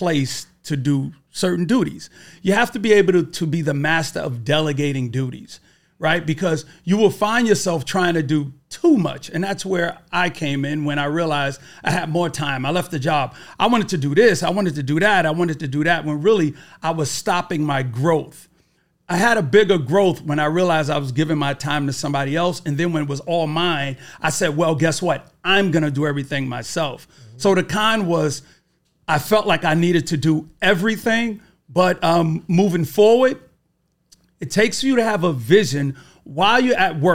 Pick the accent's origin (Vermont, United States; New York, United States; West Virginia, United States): New York, United States; New York City; I'm from Brooklyn, New York.